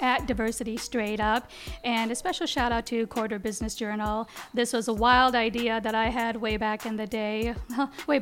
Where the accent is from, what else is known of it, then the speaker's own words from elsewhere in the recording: United States; Growing up in the Quad Cities